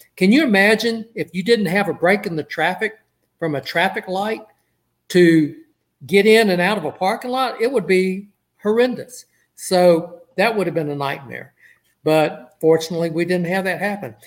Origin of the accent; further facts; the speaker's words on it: Port Arthur, Texas, United States; he and I grew up in Port Arthur together